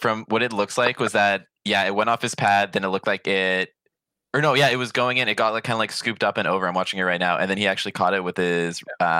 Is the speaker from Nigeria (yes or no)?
no; Burnaby, British Columbia, Canada; also born or lived in Surrey North Delta, British Columbia; now in Surrey, Canada; I'm technically from Burnaby, but I've been living in like Surrey North Delta for like 15 years now.